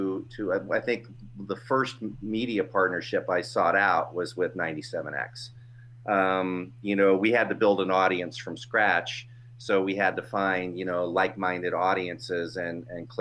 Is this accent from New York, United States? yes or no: no; Dayton, Ohio, United States; moved away; also born or lived in San Diego; I grew up in Dayton, Ohio